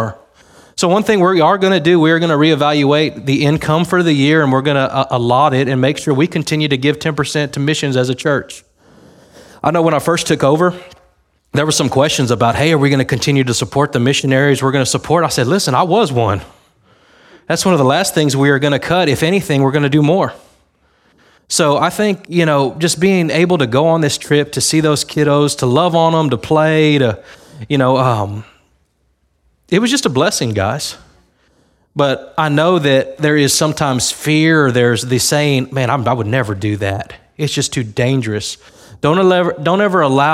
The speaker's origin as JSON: {"language": "English", "town": "Harlingen", "region": "Texas", "country": "United States", "tie": "born or raised there", "said": "My grandma lives in Harlingen. I was born in Harlingen"}